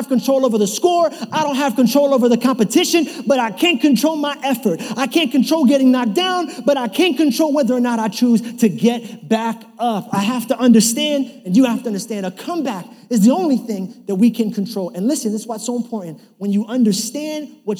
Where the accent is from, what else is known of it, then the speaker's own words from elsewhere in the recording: New York City, New York, United States; I was kind of growing up in New York City.